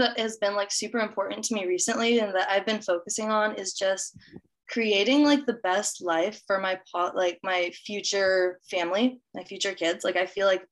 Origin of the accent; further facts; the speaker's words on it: Austin, Texas, United States; I am from Austin, Texas, born and raised